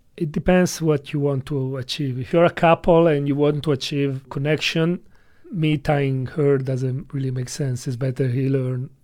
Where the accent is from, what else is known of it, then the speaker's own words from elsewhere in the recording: Italy; English is a second language; moved away as an adult; now in China; I come from Italy